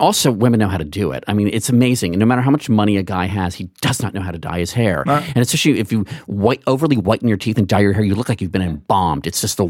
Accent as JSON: {"language": "English", "country": "United States", "tie": "born or raised there", "said": "I grew up in Montgomery County"}